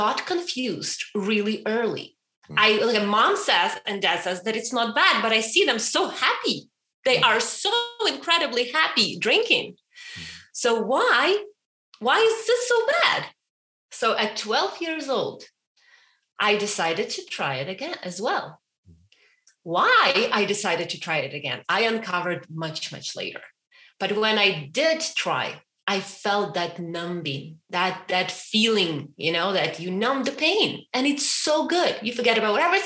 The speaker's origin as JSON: {"language": "English", "country": "Ukraine", "tie": "born or raised there", "moved": "as an adult", "said": "I was raised and born in Ukraine for 27 years, 28"}